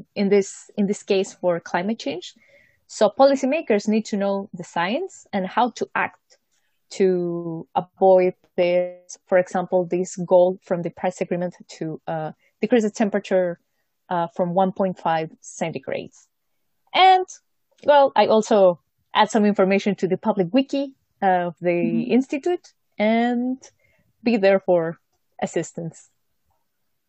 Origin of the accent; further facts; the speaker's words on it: Mexico; moved away as an adult; now in Munich, Germany; I am from Mexico.